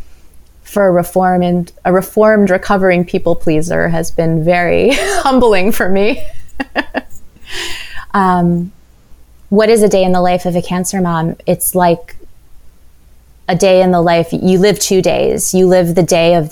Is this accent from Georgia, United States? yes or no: no; New York City, New York, United States; Manhattan, my hometown, where I grew up